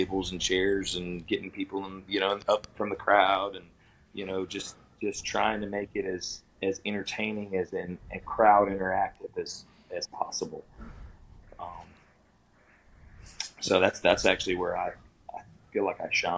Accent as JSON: {"language": "English", "region": "South Alabama", "country": "United States", "tie": "born or raised there", "said": "growing up in the South, you had all the country music. I mean, I'm from South Alabama"}